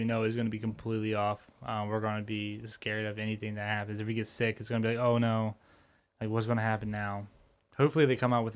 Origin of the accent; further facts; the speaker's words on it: United States; as American people